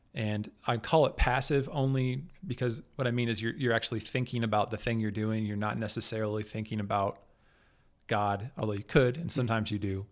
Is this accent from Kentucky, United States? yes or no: no; Kansas City, Kansas, United States; I'm from the Kansas City area. Kansas City is on Kansas. There's Kansas City, Kansas, and Kansas City, Missouri. I grew up on the metro, on the Kansas side